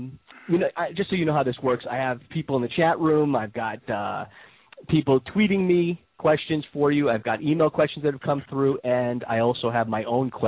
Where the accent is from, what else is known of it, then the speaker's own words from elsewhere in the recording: New York, United States; now in Florida, United States; growing up in New York, I'm a New Yorker as well.